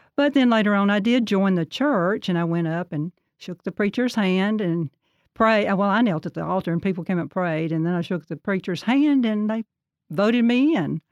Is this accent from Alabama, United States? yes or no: yes; Birmingham, Alabama, United States; also born or lived in Sardis, Alabama; I was born in Birmingham, Alabama, until nine years old, and then we moved to just north of Gardendale, a little community called Sardis